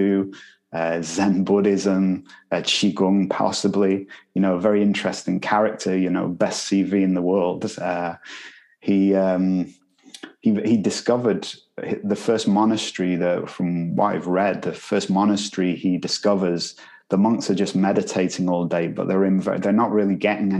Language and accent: English; Manchester, North West England, United Kingdom; I'm from Manchester, you know. we pronounce things differently there